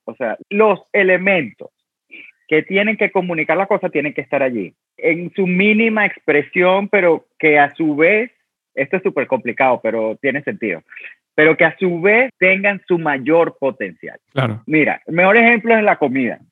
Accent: Venezuela; also born or lived in Italy; now in New York, United States; yo soy de Venezuela y soy del trópico

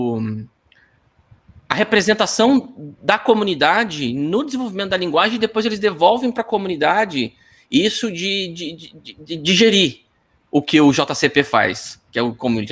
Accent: Apucarana, Paraná, Brazil; moved away as an adult; also born or lived in Londrina; eu sou de Apucarana do Paraná

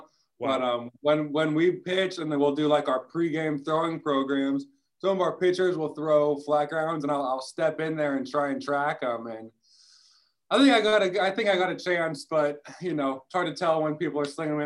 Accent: West Coast, United States; moved away; I'm from the West Coast

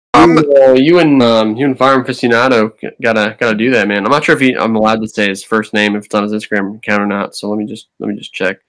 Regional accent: New Jersey, United States; now in Virginia, United States; I'm from New Jersey

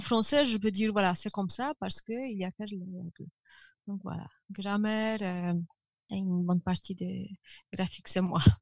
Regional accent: Żywiec, Silesian Voivodeship, Poland; French is a second language; now in Katowice, Poland; au sud de la Pologne, ma ville natale, Żywiec

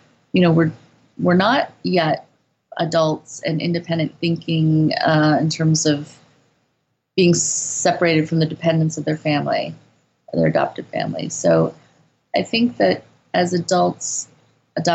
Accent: Midwest, United States; moved away as an adult; also born or lived in Korea; now in South Korea; we're both from the Midwest

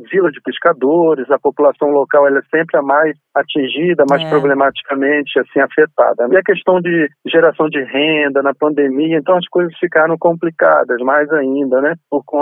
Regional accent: Campos dos Goytacazes, Rio de Janeiro, Brazil; moved away as an adult; also born or lived in Niterói; now in Santos, Brazil; Eu sou do Norte Fluminense, Na nascido ali uhum. perto, né, em Campos do Goitacazes

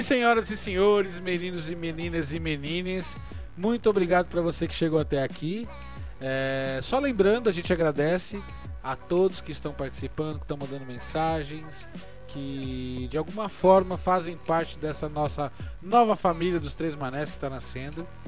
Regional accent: São Paulo, Brazil; A Vila Sabrina é onde eu nasci, inclusive, na zona norte de São Paulo

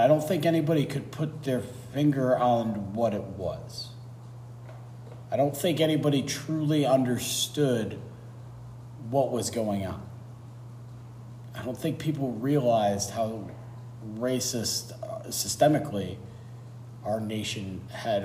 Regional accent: United States; as an American

